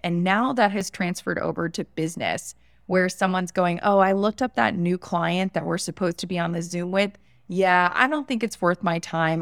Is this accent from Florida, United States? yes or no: yes; West Palm Beach, Florida, United States; I was born in West Palm Beach, Florida, in the United States